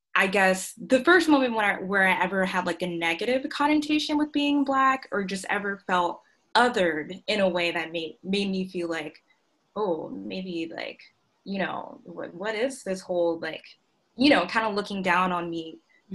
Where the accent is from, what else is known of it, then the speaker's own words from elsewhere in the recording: Augusta, Georgia, United States; I grew up in Augusta, Georgia, um, South Augusta.